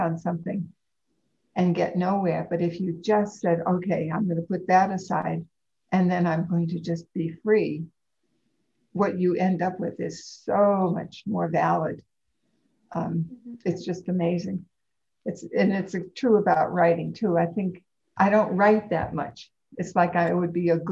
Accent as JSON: {"language": "English", "region": "East Coast", "country": "United States", "tie": "born or raised there", "also_born_or_lived": "California / Pennsylvania", "moved": "as an adult", "lives_now": "Ashland, United States", "said": "I was born and raised on the East Coast"}